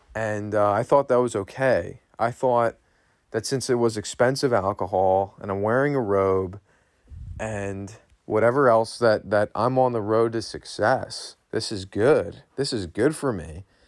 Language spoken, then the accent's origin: English; Berks County, Pennsylvania, United States; I was born and raised here in Berks County, Pennsylvania